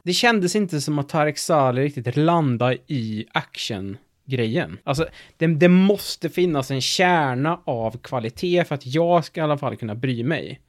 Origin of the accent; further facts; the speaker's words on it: Värmland, Sweden; Vi är ju från Värmland